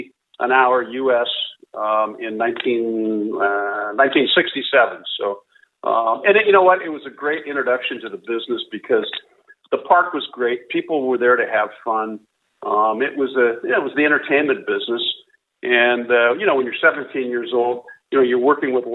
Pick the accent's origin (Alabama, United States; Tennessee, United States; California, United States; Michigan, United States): California, United States; San Diego; I grew up in San Diego, California.